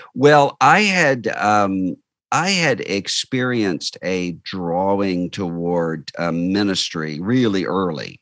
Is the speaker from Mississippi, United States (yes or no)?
yes; Biloxi, Mississippi, United States; I grew up in Biloxi, Mississippi, uh, just over the state line from New Orleans